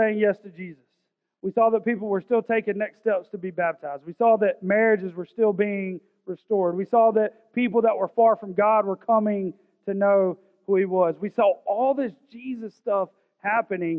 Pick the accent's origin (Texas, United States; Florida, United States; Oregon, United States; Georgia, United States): Georgia, United States; Augusta; I'm from South Augusta. I'm from Richmond County